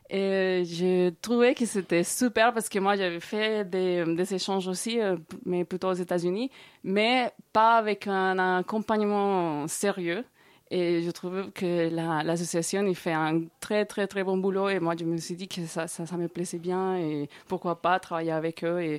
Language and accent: French; Barrancabermeja, Santander, Colombia; Donc c'est une toute petite ville qui se trouve euh, à l'est, nord-est de, la Colombie. Euh, elle est très chaude.